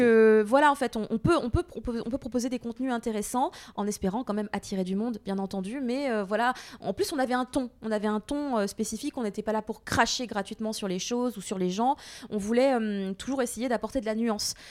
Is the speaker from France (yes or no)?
yes; France; also born or lived in Japan; je suis Française